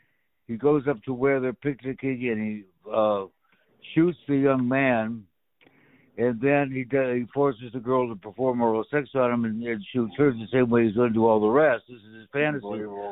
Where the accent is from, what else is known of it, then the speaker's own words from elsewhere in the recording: Walla Walla, Washington, United States; moved away; friends of my family back in my hometown.